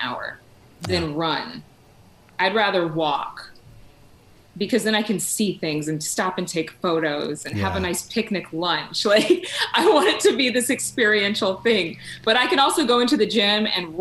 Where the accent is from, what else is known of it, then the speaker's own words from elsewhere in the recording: Sacramento, California, United States; now in Dallas–Fort Worth, United States; my hometown of Sacramento